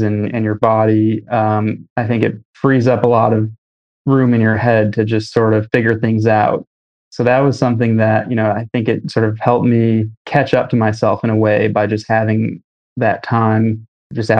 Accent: Michigan, United States; moved away as an adult; now in New York, United States; I was growing up in Michigan

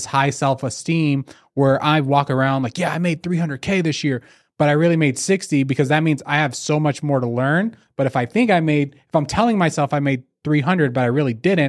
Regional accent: California, United States; now in Las Vegas, United States; let's say for me, I'm from California. I just moved to Vegas.

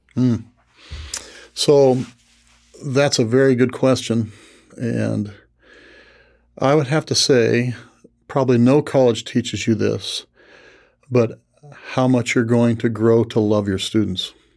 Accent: Tuscola, Illinois, United States; Tuscola, my hometown

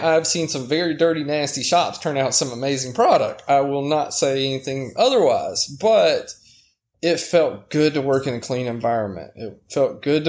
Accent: Savannah, Georgia, United States; moved away as an adult; also born or lived in Colorado; my hometown of Savannah

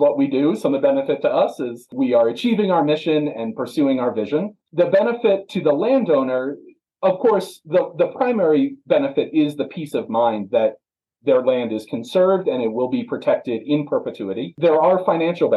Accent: East Coast, United States; now in Grand County, Colorado, United States; my hometown back east, and the farms are far and few between

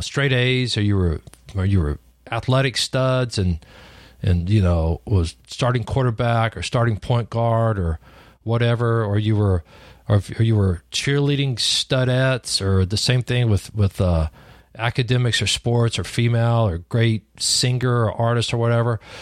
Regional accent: Lubbock, Texas, United States; also born or lived in New Deal, Texas; I was born in Lubbock, Texas, back in the old days. grew up in the big city of Lubbock and then went to the first grade, and then we moved out into the country.

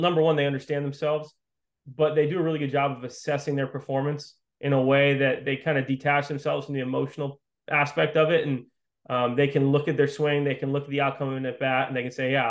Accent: Western Massachusetts, United States; I grew up playing in Western Massachusetts, stayed local

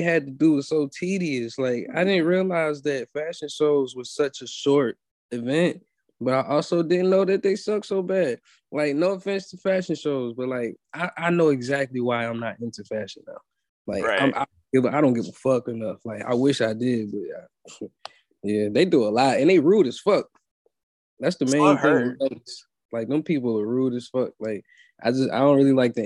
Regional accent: Richmond, Virginia, United States; moved away as an adult; now in Atlanta, United States; I'm from Richmond. Virginia is a slow place for real

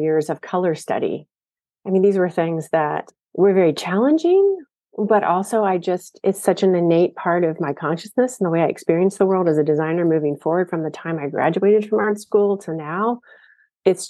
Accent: Ohio, United States; I grew up in Ohio, so this was about an hour and a half from where I lived.

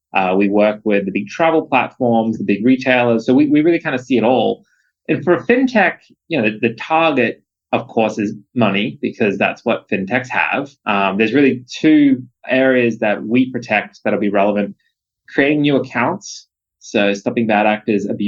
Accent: Australia; moved away as an adult; now in United States; as an Aussie

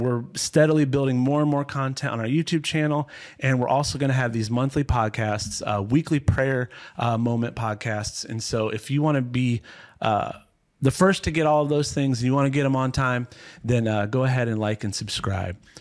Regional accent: Ohio, United States; I grew up in Ohio, not quite as cold as, as Minnesota

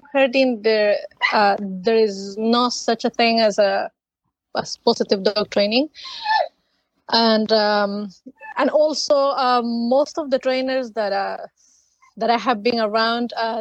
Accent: Ecuador; now in Connecticut, United States; I'm originally from Ecuador, South America, and I came to the United States about 20 years ago. At the moment, I live in Connecticut

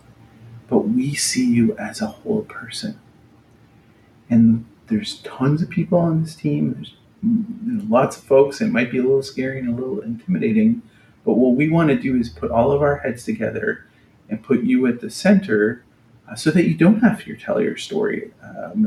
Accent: Canada; moved away; I'm a Canadian. I'm not living in Canada right now

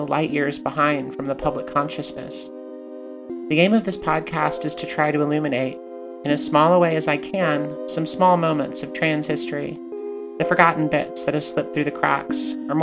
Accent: United States; Growing up in the United States

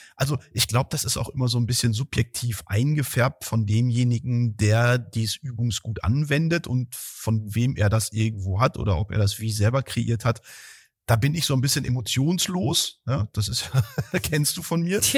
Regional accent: Heeren, Germany; moved away; in meinem Heimatdorf, wo fünfhundert Seelen in Heeren, jetzt wisst ihr, wo ich herkomme

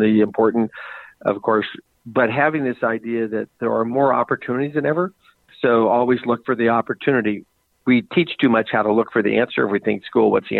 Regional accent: Spokane, Washington, United States; I grew up on 3.5 acres with a little Spokane River running in front of my house

